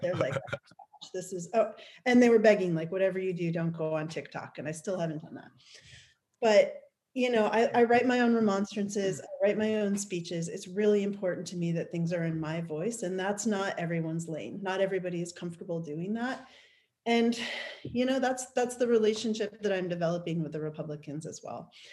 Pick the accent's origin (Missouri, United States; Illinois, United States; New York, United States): New York, United States; now in Oregon, United States; I grew up in New York